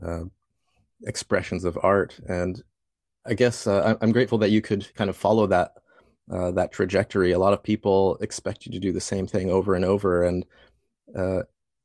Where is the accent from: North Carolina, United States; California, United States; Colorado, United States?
Colorado, United States; Fort Collins; moved away; I grew up in Fort Collins, and I was always an artist